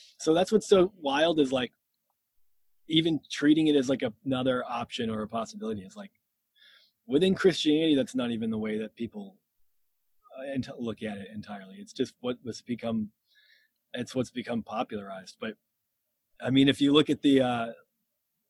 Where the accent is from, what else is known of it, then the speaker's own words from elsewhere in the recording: Massachusetts, United States; also born or lived in Lynchburg, Virginia; I'm from Massachusetts, and that's where I still live, and the only time I haven't lived here was my time in Lynchburg, Virginia, at Liberty